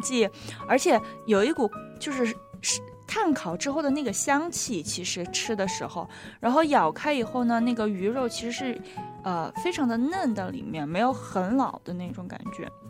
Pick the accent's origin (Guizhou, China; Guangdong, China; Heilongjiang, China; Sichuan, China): Sichuan, China; accent: Sichuan; 我的四川口音又出来了